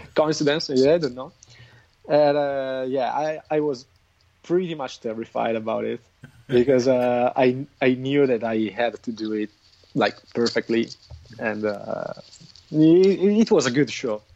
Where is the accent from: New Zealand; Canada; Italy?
Italy; Crema, Lombardy; also born or lived in Milan; my hometown, which is Crema in Italy.